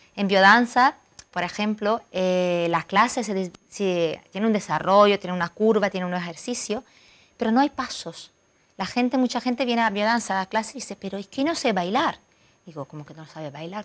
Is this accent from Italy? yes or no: yes; Milan, Lombardy, Italy; Spanish is a second language; moved away as an adult; now in Marbella, Spain; Yo vengo de Milán